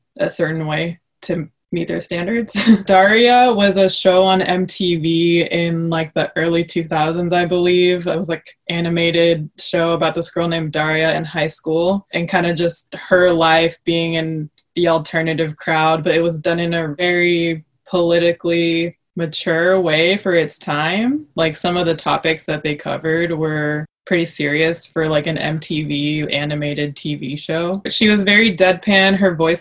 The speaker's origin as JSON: {"language": "English", "town": "Vancouver", "region": "Washington", "country": "United States", "tie": "born or raised there", "also_born_or_lived": "Portland, Oregon", "said": "Grew up in Vancouver, Washington, across the river from Portland"}